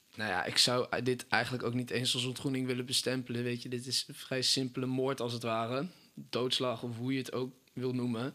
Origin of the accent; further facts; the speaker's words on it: Apeldoorn, Gelderland, Netherlands; Ik eh, kom uit Apeldoorn